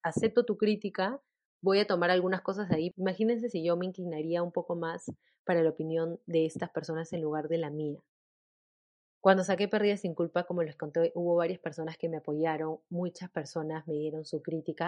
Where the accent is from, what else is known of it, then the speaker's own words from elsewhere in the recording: Peru; mi país